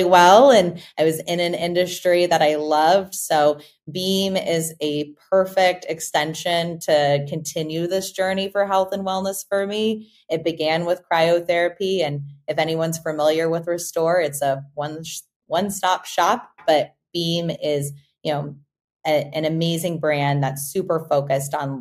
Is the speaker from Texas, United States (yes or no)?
yes; Austin, Texas, United States; I'm an Austinite, born and raised in Austin, Texas